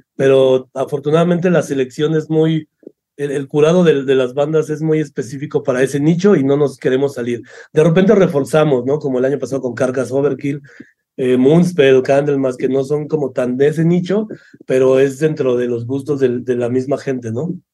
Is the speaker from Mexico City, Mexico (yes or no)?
yes; Mexico City, Mexico; Yo soy de Ciudad de México y la mayoría de equipo del festival es de Ciudad de México